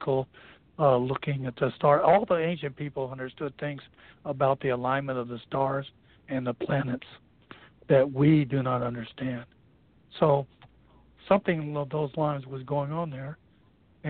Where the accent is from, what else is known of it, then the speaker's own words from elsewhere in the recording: New Mexico, United States; I grew up in New Mexico